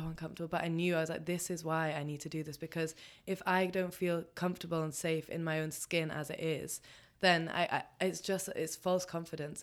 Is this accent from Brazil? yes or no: no; England, United Kingdom; I'm half Pakistani, so there's definitely way more dark hair happening than most people that I grew up around in England